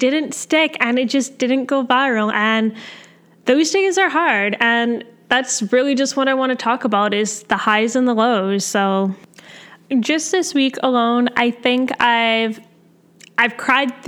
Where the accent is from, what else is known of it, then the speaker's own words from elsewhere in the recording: Canada; I'm a Canadian med student